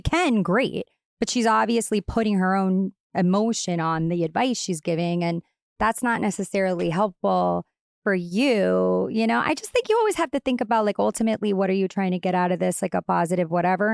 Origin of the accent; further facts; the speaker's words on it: Long Island, New York, United States; I'm straight up from Long Island. I'm very Long Island